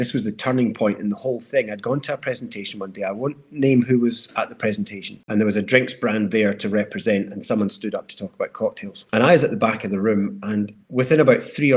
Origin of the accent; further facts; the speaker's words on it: Dundee, Scotland, United Kingdom; also born or lived in Glasgow / London; I grew up in Dundee, so I had a lot of catching up to do with my school pals.